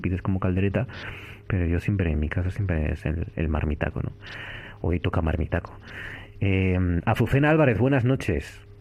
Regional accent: Cudillero, Asturias, Spain; mi infancia en este caso, en la Concha Artedo, en el Concejo de Cuellero

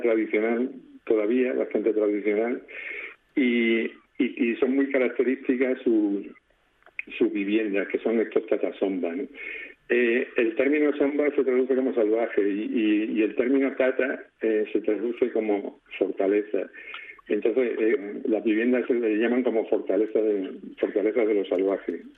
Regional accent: Extremadura, Spain; also born or lived in Madrid / Alcalá de Henares; now in Murcia, Spain; Vivo en Murcia desde hace unos 10 años, aunque soy extremeño

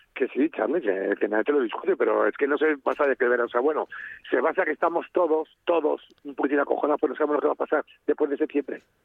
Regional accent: Spain; somos españoles

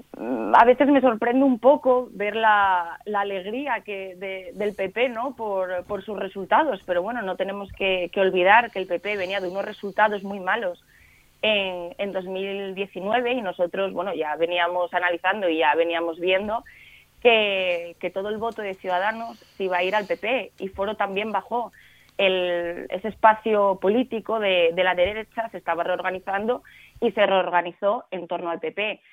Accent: Cangas del Narcea, Asturias, Spain; yo soy de Cangas, del Narcea

